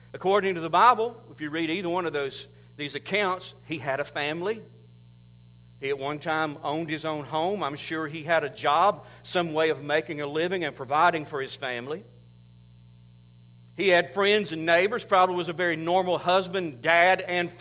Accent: United States; I'm from Oconee County

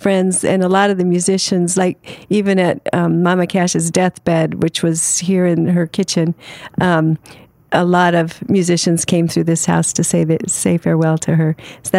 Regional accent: Hong Kong; Yes. I was raised in Hong Kong.

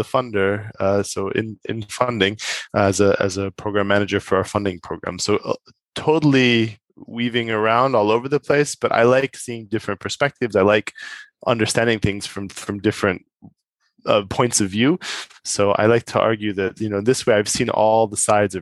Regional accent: United States; moved away as an adult; now in Europe; being American

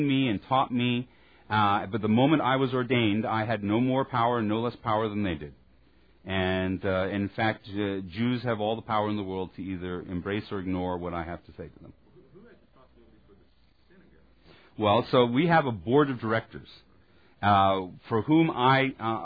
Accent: Texas, United States; As a Texan

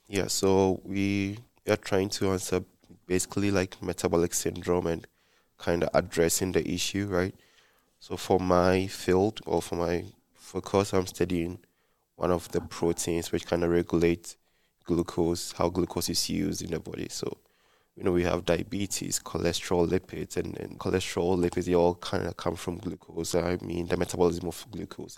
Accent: Ghana; moved away as an adult; now in Provo, United States; I'm from Ghana, West Africa

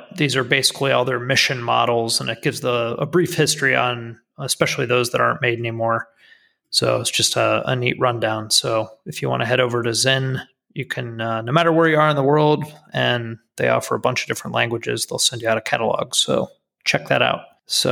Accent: United States; as an American

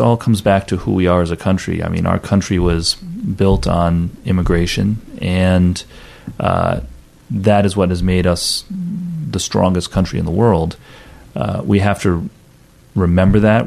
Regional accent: Rhode Island, United States; also born or lived in Louisiana; I was born here in Rhode Island

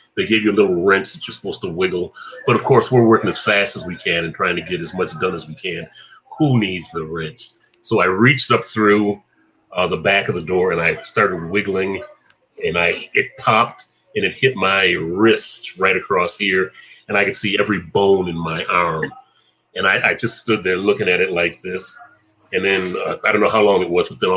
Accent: Flint, Michigan, United States; coming from Flint

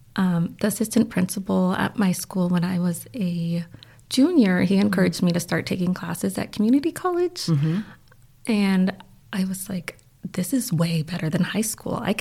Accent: Livermore, California, United States; I grew up in the Bay Area in a small town called Livermore.

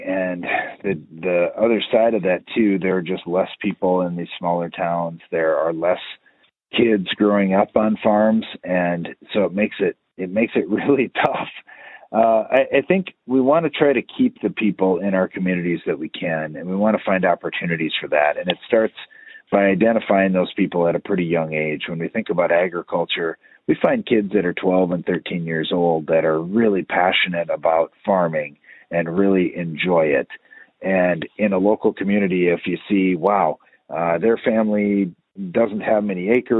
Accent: Iowa, United States; growing up in North Central Iowa, tillage and rainfall were the answers for a lot of things.

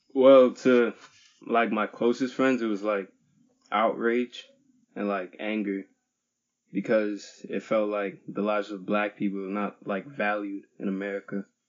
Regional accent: Plainfield, New Jersey, United States; I'm from Plainfield, New Jersey

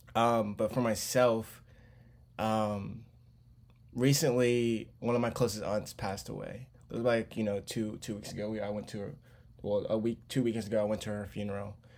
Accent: Charlotte, North Carolina, United States; I'm born and raised in North Carol, Charlotte, North Carolina

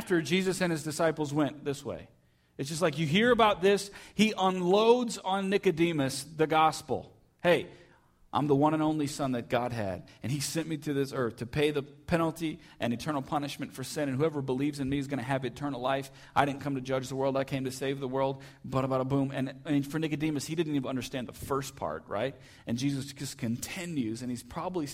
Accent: United States; we're from Jefferson County

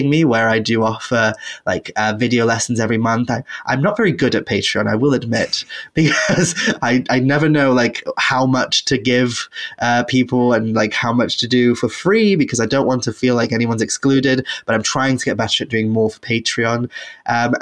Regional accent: Wales, United Kingdom; also born or lived in England; my practice as a witch today living in Wales and growing up in Wales in the culture

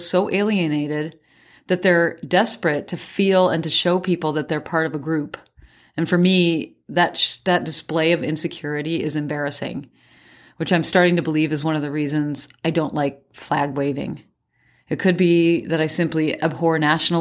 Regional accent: Midwest, United States; moved away as an adult; also born or lived in Turkey; When I grew up in the Midwest

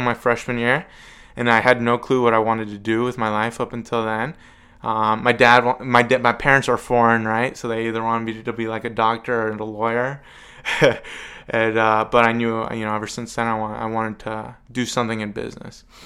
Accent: Evans City, Pennsylvania, United States; It was filmed in my hometown. I live like a mile from the cemetery

